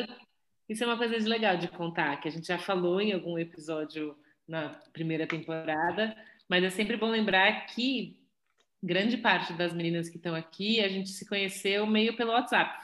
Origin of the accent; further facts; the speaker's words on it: São Paulo, Brazil; fui nascida e criada em São Paulo, é, sempre na Zona Oeste